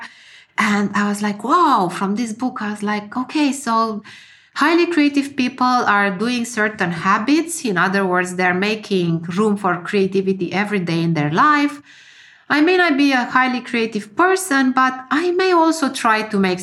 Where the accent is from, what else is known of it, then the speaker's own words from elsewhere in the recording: Romania; moved away as an adult; now in Finland; I left my home country to move to Finland. I'm born in Romania. And when I was 20-something, I moved to Finland to study.